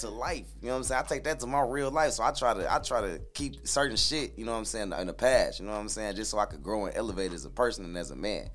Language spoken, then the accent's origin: English; Flint, Michigan, United States; also born or lived in Fort Wayne, Indiana; I grew up in Flint till I was about like damn near eleven.